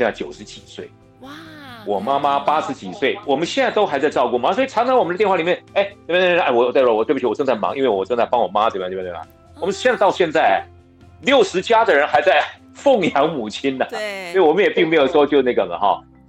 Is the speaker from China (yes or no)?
no; Pingtung County, Taiwan; accent: southern Taiwanese Hokkien; moved away; 因为我的我的家乡是屏东，是对。